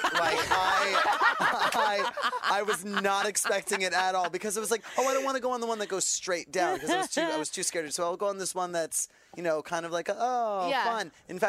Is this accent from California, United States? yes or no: no; New York, United States; I grew up in New York, so it was always Disney World.